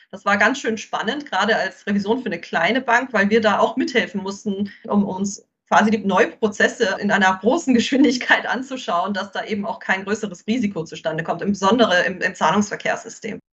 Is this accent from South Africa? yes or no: yes; South Africa; now in Mauritius; Es ist ganz toll, Mauritius und ich merke auch viele andere afrikanische Länder, ich komme ja auch aus Südafrika, sind sehr stark auf Basel fixiert.